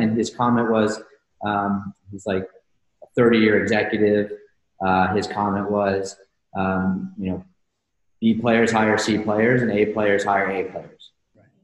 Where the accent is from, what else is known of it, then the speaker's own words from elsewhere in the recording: Houston, Texas, United States; now in New York, United States; I grew up in Houston.